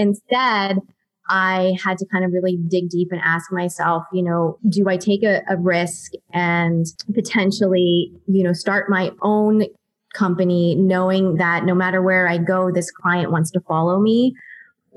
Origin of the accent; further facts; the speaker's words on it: Pittsburgh, Pennsylvania, United States; moved away as an adult; also born or lived in Ohio; now in Los Angeles, United States; I'm originally from Pittsburgh, Pennsylvania.